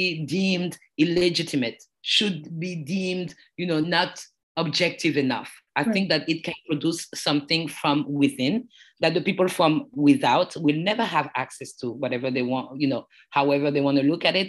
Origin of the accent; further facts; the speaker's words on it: Paris, Île-de-France, France; English is a second language; also born or lived in United States; I was born in Paris, France, and my parents came from the Ivory Coast